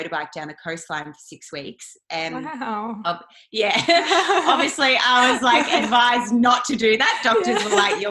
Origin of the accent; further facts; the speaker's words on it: Yarrawonga, Victoria, Australia; I am a country girl. So I'm from Yarrawonga, Mooala, up on the border of New South and Vic. And so growing up, I was raised in a typical, you know, meat and three veg sort of family